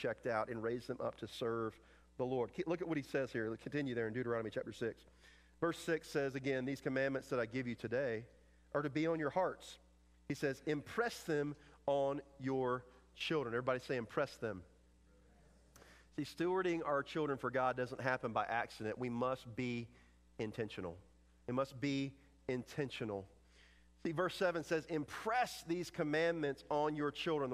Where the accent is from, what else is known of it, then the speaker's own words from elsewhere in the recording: North Carolina, United States; moved away; I am originally from North Carolina